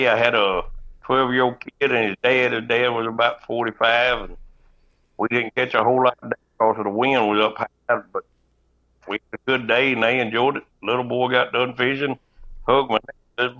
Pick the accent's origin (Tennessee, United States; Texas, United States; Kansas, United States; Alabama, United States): Tennessee, United States; Reelfoot Lake; I'm from Reelfoot. Born and raised right there on the bank of the lake